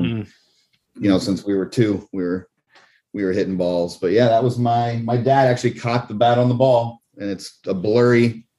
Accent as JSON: {"language": "English", "town": "Columbus", "region": "Ohio", "country": "United States", "tie": "born or raised there", "also_born_or_lived": "Los Angeles", "moved": "yes", "said": "So I grew up in Columbus, Ohio with the Yankees."}